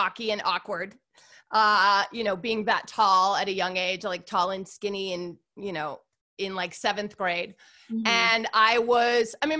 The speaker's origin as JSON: {"language": "English", "town": "Chicago", "region": "Illinois", "country": "United States", "tie": "born or raised there", "also_born_or_lived": "Indiana", "moved": "as an adult", "lives_now": "Los Angeles, United States", "said": "I grew up in Chicago, the suburbs of Chicago, sort of where all the John Hughes movies were made"}